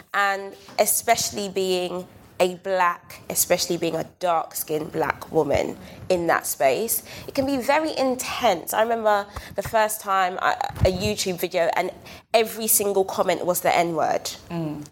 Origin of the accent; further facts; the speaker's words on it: London, United Kingdom; I was raised on Brixton Hill